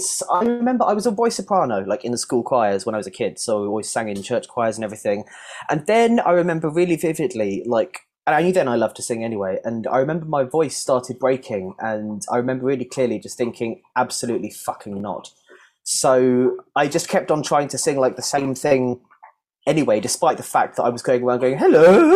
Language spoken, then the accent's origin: English; South East England, United Kingdom; I grew up just around London, but the edges were knocked off my accent over. I've lived down here for about 10 years now